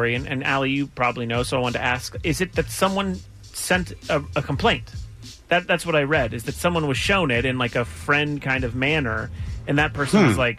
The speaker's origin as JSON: {"language": "English", "country": "United States"}